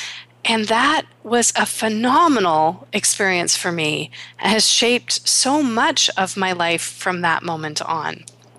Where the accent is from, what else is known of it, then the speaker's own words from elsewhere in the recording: Canada; born there; my heritage is East Indian. I was born in Canada.